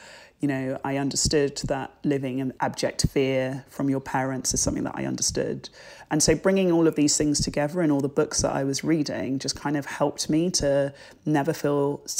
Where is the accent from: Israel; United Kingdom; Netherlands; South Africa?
United Kingdom; England; also born or lived in Jamaica; I'm so proud of my culture and being British and being Black and being Jamaican